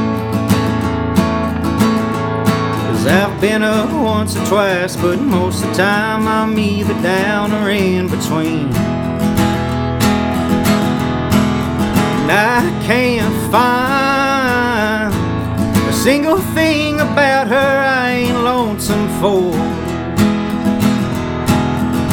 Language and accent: English; Sugar Land, Texas, United States; also born or lived in Houston, Texas; I'm in Houston, Texas, from Houston. Grew up in Sugar Land